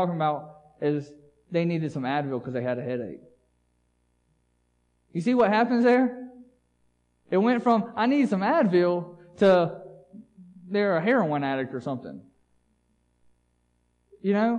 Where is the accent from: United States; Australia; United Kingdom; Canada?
United States; As an American culture